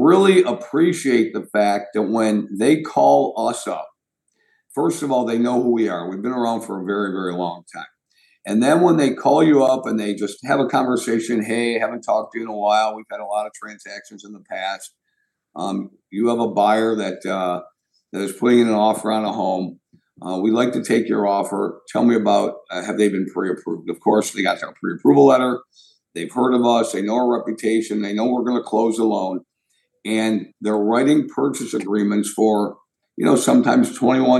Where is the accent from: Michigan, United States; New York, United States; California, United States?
Michigan, United States; Berkley; Berkeley is, you know, it's my hometown